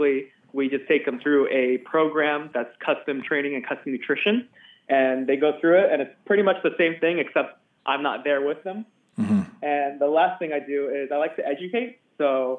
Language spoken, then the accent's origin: English; Southern California, United States; Southern California. I've lived here pretty much my whole life